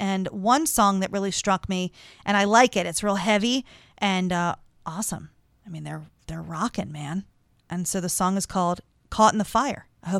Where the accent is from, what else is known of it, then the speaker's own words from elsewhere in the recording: Maryland, United States; I like to highlight a Maryland band, give a little love to my home state, and support local music.